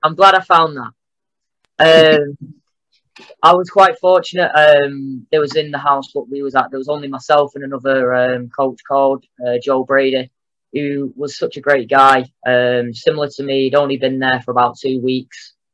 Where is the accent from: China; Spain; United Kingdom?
United Kingdom; England; moved away as an adult; also born or lived in Mexico / United States; I turn up as an Englishman